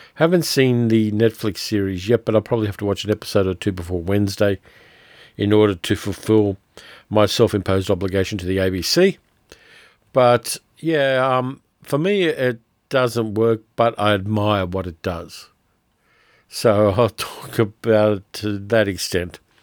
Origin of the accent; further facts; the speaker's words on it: Sydney, New South Wales, Australia; you get to see Sydney wrecked, and I always hate to see my hometown abused in that way